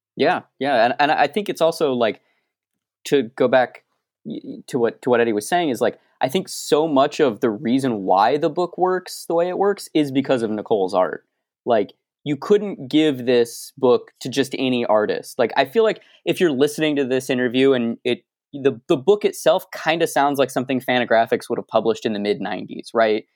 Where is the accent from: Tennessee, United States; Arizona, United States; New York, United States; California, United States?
Arizona, United States; I'm from Arizona